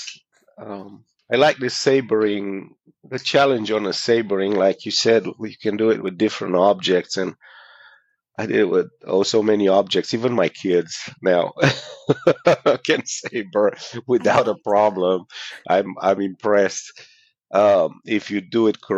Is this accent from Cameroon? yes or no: no; Romania; moved away; I'm from Romania, originally.